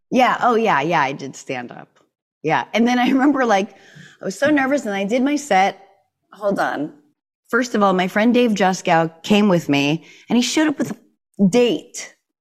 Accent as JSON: {"language": "English", "region": "New Hampshire", "country": "United States", "tie": "born or raised there", "said": "the hardcore life of, uh, growing up in New Hampshire"}